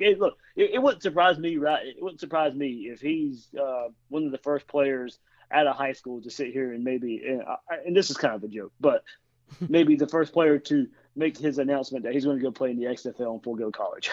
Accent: Blackshear, Georgia, United States; also born or lived in Jacksonville, Florida; I was born in Jacksonville, but uh, yeah, my, my parents moved to Southeast Georgia, Waycross Blackshear area.

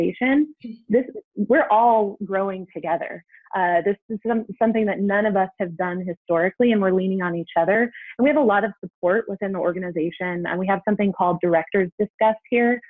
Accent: Seattle, Washington, United States; moved away as an adult; now in Kansas City, United States; I grew up in the Pacific Northwest.

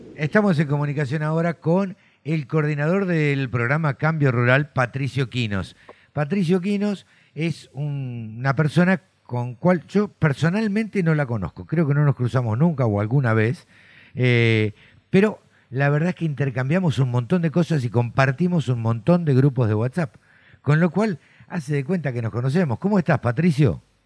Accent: Argentina; yo nací en el campo, siempre lo cuento, eh, me crié en el campo

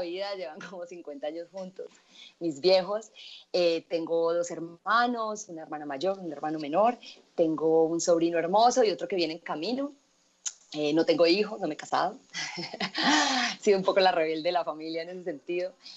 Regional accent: Medellín, Antioquia, Colombia; yo nací en Medellín, yo vengo de una familia a nosotros nos dicen paisas

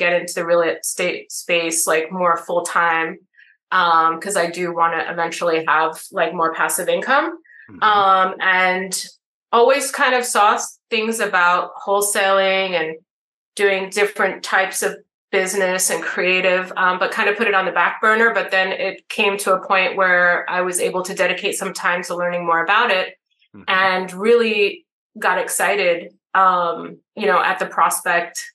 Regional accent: New York City, New York, United States; I'm from New York City

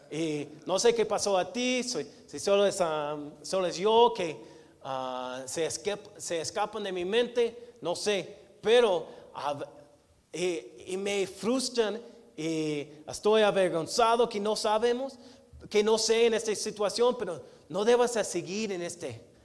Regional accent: United States; Spanish is a second language; moved away as an adult; now in Mexico; como gringo

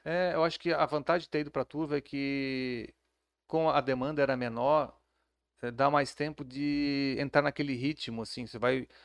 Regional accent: Florianópolis, Santa Catarina, Brazil; eu sou de Florianópolis, é, nascido e criado lá

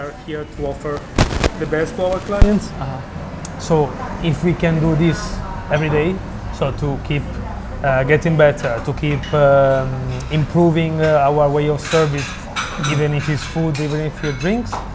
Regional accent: Milan, Lombardy, Italy; moved away as an adult; now in Barcelona, Spain; I'm from Milan

